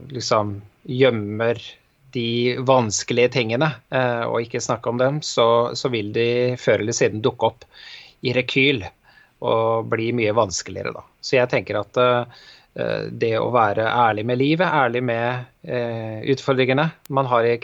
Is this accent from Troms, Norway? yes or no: no; Bergen, Vestland, Norway; moved away; da jeg flytta fra Bergen for en del år siden, så merka jeg nok at det var et litt sånn annet lynne her enn eh, der jeg kom fra.